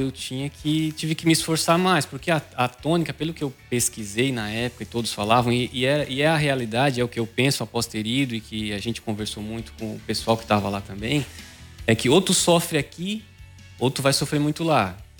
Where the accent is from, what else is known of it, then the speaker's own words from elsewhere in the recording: Maracajá, Santa Catarina, Brazil; now in Araranguá, Brazil; sou natural de Maracajá, mas moro há muitos anos já em Araranguá